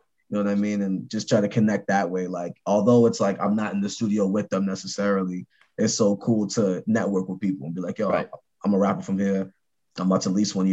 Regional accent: Waltham, Massachusetts, United States; I was born here

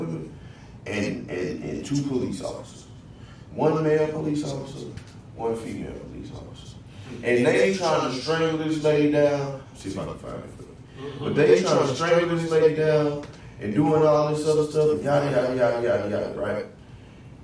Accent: Spring, Texas, United States; moved away as an adult; also born or lived in Houston, Texas; now in Norfolk, United States; Houston, Northside, Houston, Texas. By way of I used to come, but grew up in Spring, Texas

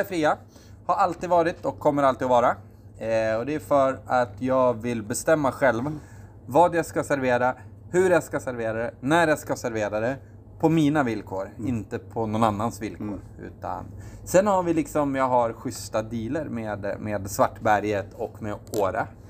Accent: Östersund, Jämtland, Sweden; Jag är eh, från Östersund

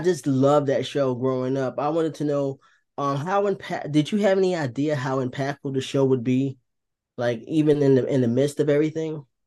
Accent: New Jersey, United States; moved away; also born or lived in North Carolina; I was born in New Jersey

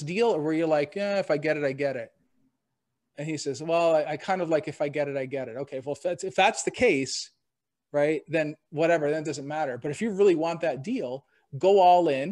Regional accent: Canada; now in Cleveland, United States; I was actually born and raised in Canada

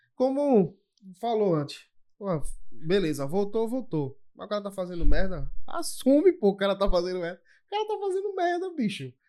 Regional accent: Olinda, Pernambuco, Brazil; eu sou de Olinda

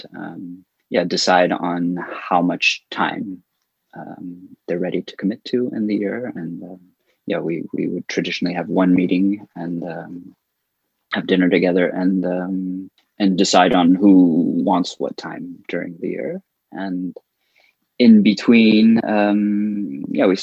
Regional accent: California, United States; also born or lived in Paris, France; now in Berlin, Germany; I've been in Berlin for 15 years, originally from California. I moved from Paris to Berlin 15 years ago.

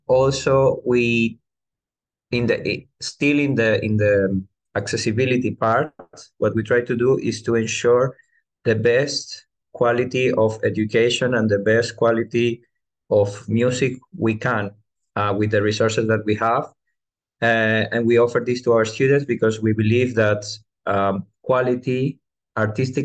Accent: Venezuela; now in Greece; I come from Venezuela, which is, let's say, the place of origin of El Sistema.

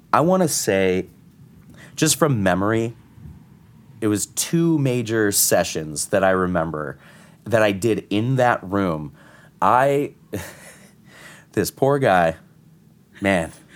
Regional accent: Connecticut, United States; moved away as an adult; now in New York, United States; I'm from Connecticut. I'm not from here

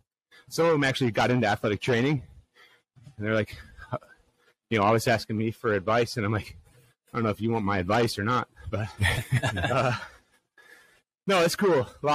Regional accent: Midwest, United States; Being a Midwesterner.

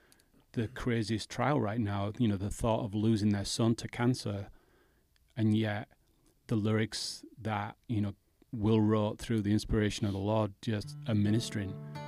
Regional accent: England, United Kingdom; moved away; I'm English

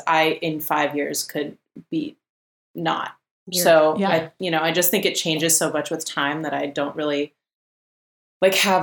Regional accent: Berkeley, California, United States; also born or lived in Oakland; I grew up in Berkeley with two moms.

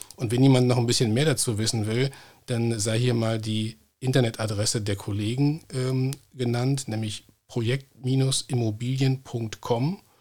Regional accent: North Rhine-Westphalia, Germany; hier in meiner Heimatregion Nordrhein-Westfalen

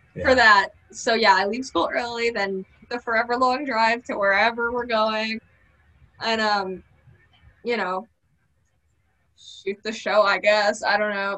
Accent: Connecticut, United States; I'm from Connecticut

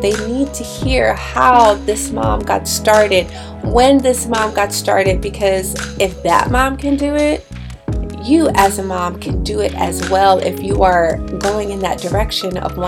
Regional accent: Bridgeport, Connecticut, United States; I grew up in Bridgeport, Connecticut.

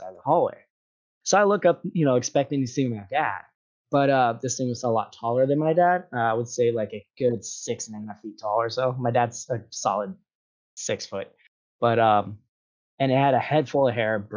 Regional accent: Hawaii, United States; I grew up in Hawaii

